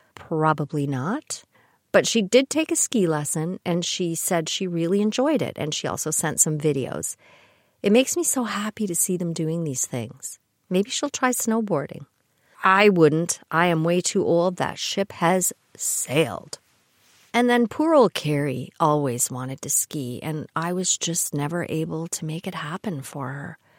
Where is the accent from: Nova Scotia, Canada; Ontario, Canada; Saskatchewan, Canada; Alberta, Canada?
Ontario, Canada; Kitchener; I grew up in the Kitchener area